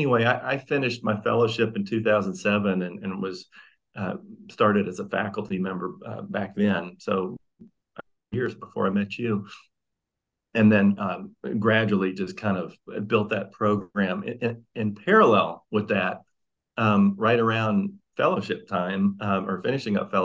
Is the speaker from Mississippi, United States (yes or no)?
yes; Mississippi, United States; moved away as an adult; also born or lived in North Carolina; now in Hillsborough, United States; I'm from Mississippi